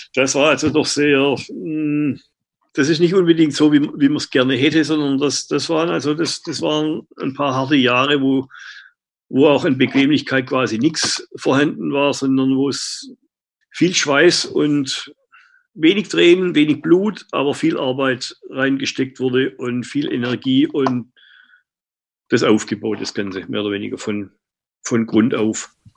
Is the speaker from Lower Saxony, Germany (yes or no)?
no; Stuttgart, Baden-Württemberg, Germany; moved away as an adult; now in New Zealand; als Stuttgarter